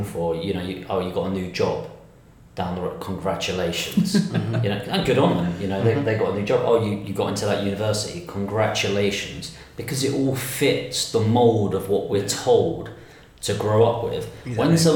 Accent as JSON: {"language": "English", "town": "Dartford", "region": "South East England", "country": "United Kingdom", "said": "I'm from Temple Hill, which is, if you Google it, it's now been voted the worst place to live in 2019"}